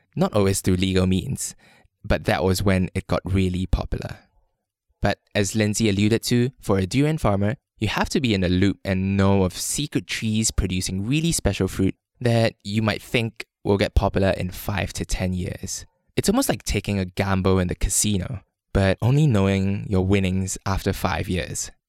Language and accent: English; Malaysia; When I was a kid growing up in Malaysia